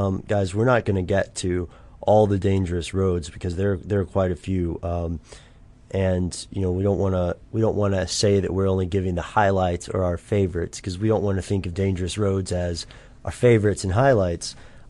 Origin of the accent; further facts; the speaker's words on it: United States; accent: American; it's our American accents.